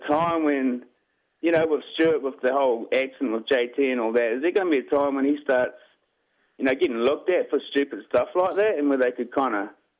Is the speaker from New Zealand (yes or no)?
yes; New Zealand; now in Texas, United States; I'm a Kiwi living in Texas, man.